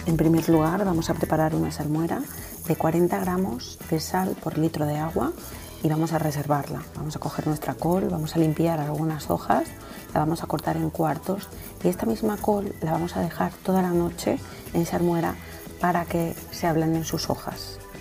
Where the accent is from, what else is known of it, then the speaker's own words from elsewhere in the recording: Benamejí, Andalusia, Spain; De Benamejí, mi pueblo